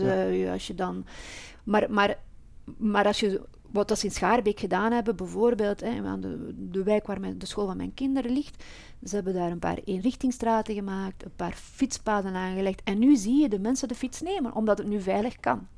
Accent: Flemish periphery of Brussels, Flanders, Belgium; now in Brussels, Belgium; ik kom uit de Vlaamse rand. Maar ik ben wel opgegroeid met eh, Brussel

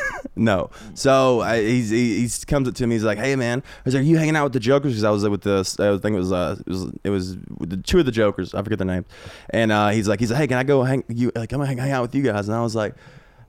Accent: Alabama, United States; Like, I'm from Alabama, dude.

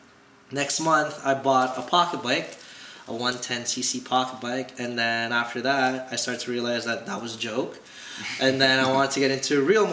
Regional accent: Toronto, Ontario, Canada; I'm from Toronto, Ontario.

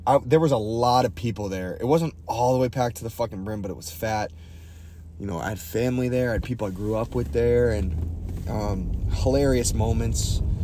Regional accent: Boston, Massachusetts, United States; moved away; my hometown

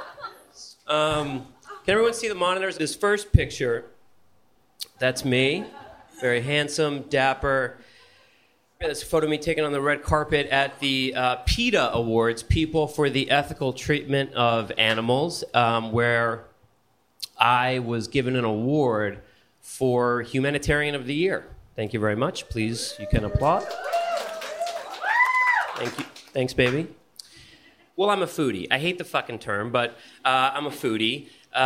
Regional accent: Bergen County, New Jersey, United States; moved away; also born or lived in Los Angeles; I'm from New Jersey. I'm from Bergen County, from the tri-state area

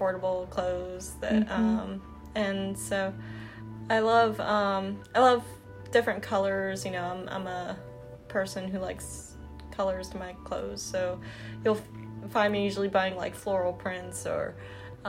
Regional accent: New Jersey, United States; moved away as an adult; now in Mississippi, United States; So originally I'm from New Jersey, and pretty much, you know, I'm adopted, but pretty much, you know, that's all I've ever known is New Jersey

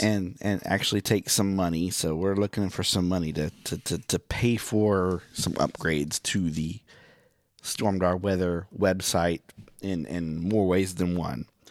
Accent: Miami, Oklahoma, United States; now in Branson, United States; I'm from Miami

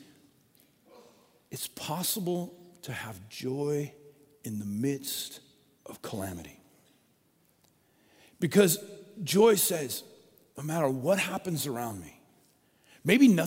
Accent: Colorado, United States; moved away as an adult; also born or lived in Oregon; When I grew up in Colorado

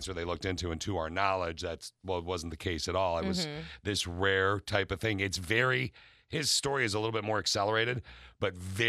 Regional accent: Lansing, Michigan, United States; Okay, I grew up in Lansing.

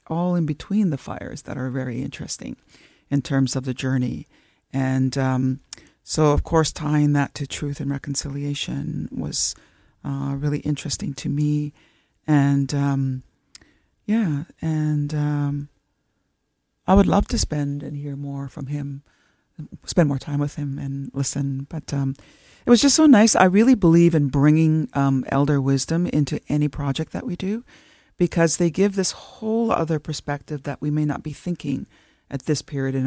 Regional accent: Temagami, Ontario, Canada; moved away as an adult; now in Toronto, Canada; I'm from the Tamiami Anishinaabe, so from Temagami, Northern Ontario

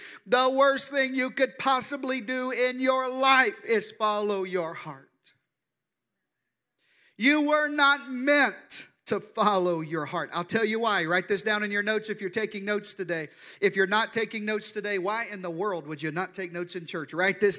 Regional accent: Arkansas, United States; I'm from the deep South. I'm from Arkansas. That's where this good accent comes from. And in the deep South, we have a unique spiritual gift

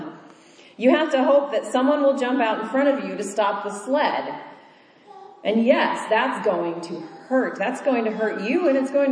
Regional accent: Kansas, United States; moved away; I grew up in Kansas, where all of the roads are straight and flat and go in a grid

